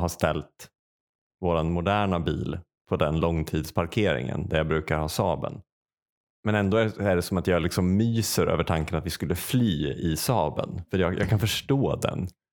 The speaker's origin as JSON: {"language": "Swedish", "town": "Säffle", "region": "Värmland", "country": "Sweden", "moved": "yes", "said": "när jag bodde i Säffle och liksom i affekt flyttade därifrån"}